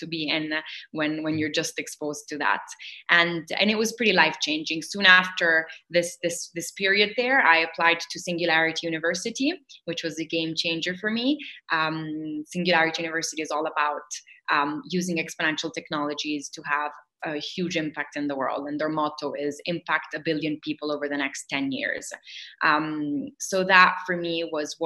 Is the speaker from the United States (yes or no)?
no; Rome, Lazio, Italy; we were growing up in Rome